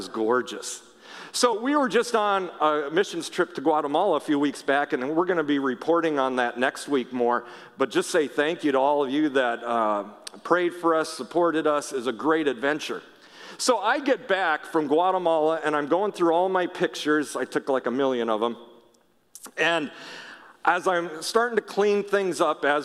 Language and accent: English; Minnesota, United States; I grew up in Minnesota, but a lot of our family lived out in Washington State